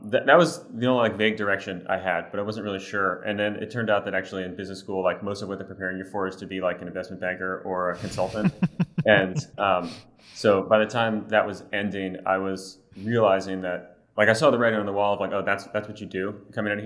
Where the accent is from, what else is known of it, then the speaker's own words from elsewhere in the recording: Baltimore, Maryland, United States; moved away as an adult; also born or lived in Philadelphia, Pennsylvania / Austin, Texas; I was born in Baltimore, Maryland